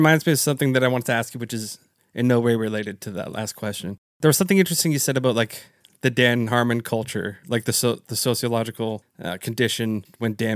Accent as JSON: {"language": "English", "country": "Canada", "said": "I'm from Canada"}